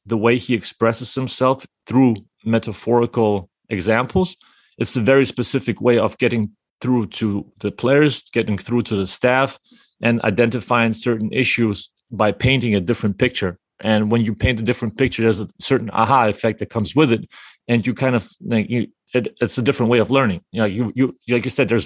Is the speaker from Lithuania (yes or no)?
yes; Lithuania; me as a Lithuanian